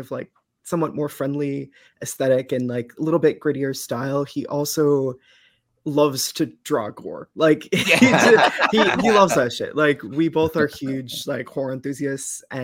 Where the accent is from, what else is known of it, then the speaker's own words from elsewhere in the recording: Eastern Massachusetts, United States; I am from Eastern Mass and have lived there pretty much my whole life